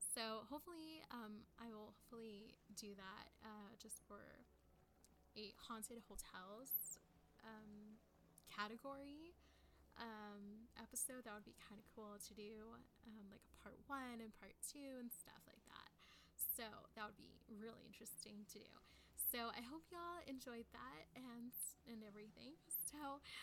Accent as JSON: {"language": "English", "town": "San Antonio", "region": "Texas", "country": "United States", "tie": "born or raised there", "said": "I'm from San Antonio"}